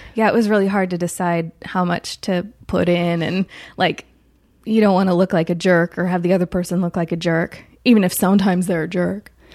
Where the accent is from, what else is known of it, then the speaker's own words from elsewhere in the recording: Chico, California, United States; moved away; I'm from Chico, California, which is about two hours north of Sacramento